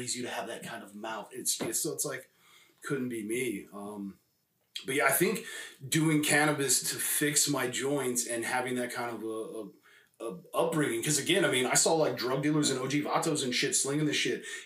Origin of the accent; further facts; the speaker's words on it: California, United States; also born or lived in Spain / Los Angeles; I was raised born in Spain and raised in, you know, California